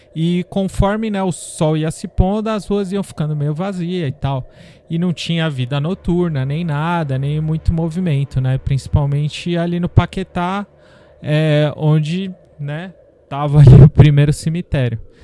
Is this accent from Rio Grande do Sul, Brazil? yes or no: no; Santos, São Paulo, Brazil; da minha terra natal, Santos, que não é exatamente minha terra natal, mas é a terra que eu considero minha terra natal